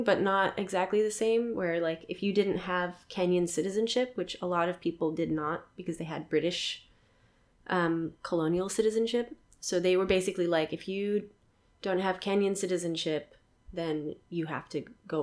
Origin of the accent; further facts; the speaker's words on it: Dallas, Texas, United States; moved away as an adult; also born or lived in Queens, New York / Albuquerque, New Mexico; now in New York, United States; we moved to the suburbs of Dallas, Texas, when I was like 3 or 4-ish, and that's where I lived until I was 18